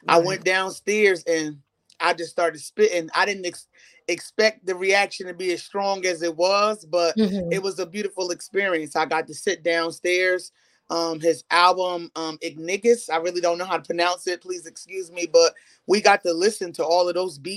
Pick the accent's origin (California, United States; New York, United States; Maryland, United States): New York, United States; Newburgh; Straight out of the 845. I'm from Newburgh, New York.